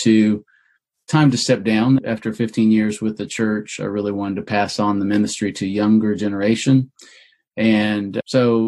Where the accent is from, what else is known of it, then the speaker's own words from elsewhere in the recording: Oklahoma, United States; I grew up in Oklahoma